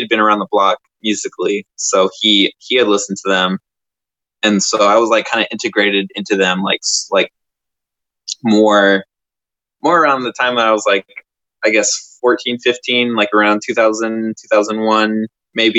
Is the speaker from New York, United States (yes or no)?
no; Port Orchard, Washington, United States; moved away as an adult; also born or lived in San Diego, California / Florida; now in Murray, Kentucky, United States; when I was 9, moved over to Western Washington. And then I grew up around the Gig Harbor, Port Orchard area until I was like 20, 24